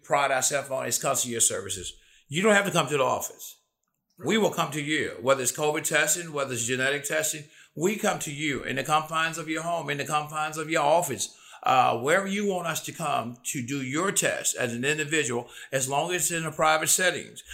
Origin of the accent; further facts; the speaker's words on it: Memphis, Tennessee, United States; born and bred Memphis, Tennessee, South Memphis, born and bred in South Memphis